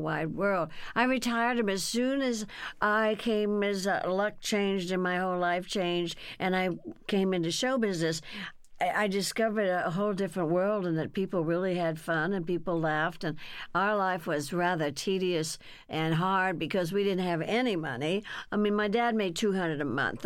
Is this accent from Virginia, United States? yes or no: no; Burbank, California, United States; also born or lived in Texas; in Burbank, California, where I was raised. See, we came from Texas